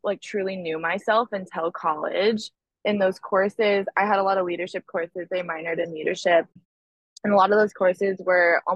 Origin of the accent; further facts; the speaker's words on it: California, United States; moved away as an adult; now in Nashville, United States; the culture that I grew up in California